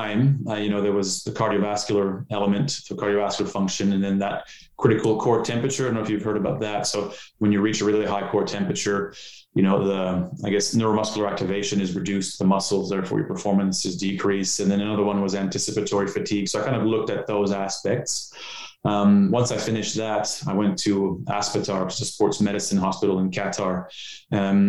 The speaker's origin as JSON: {"language": "English", "country": "Canada", "also_born_or_lived": "Ottawa", "moved": "as an adult", "lives_now": "Australia", "said": "I'm Canadian. So as you can tell, I don't have an Australian accent"}